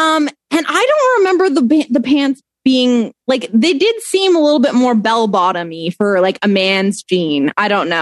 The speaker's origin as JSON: {"language": "English", "country": "Canada", "said": "I'm Canadian"}